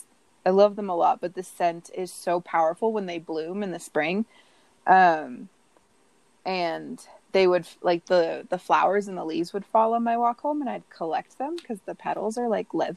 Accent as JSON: {"language": "English", "region": "Southern California", "country": "United States", "tie": "born or raised there", "said": "growing up in Southern California, I walked to and from school every day"}